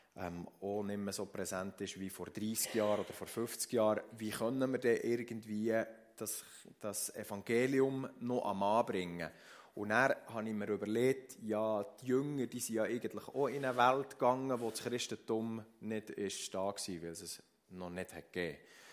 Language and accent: German; Switzerland; bei uns in der Schweiz